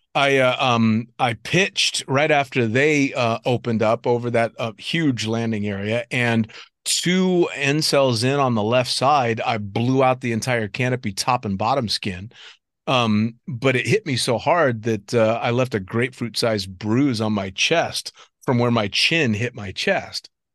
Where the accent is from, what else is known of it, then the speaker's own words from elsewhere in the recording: United States; being in Cross Keys as an American